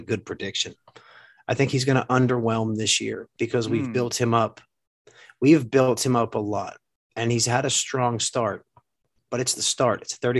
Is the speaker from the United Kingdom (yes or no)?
no; New Jersey, United States; moved away; Like growing up in New Jersey.